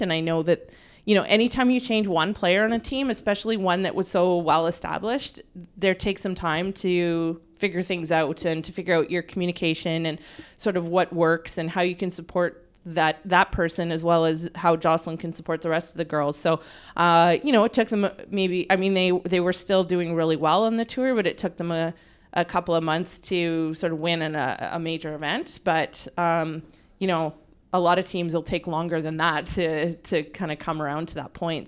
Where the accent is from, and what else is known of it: Canada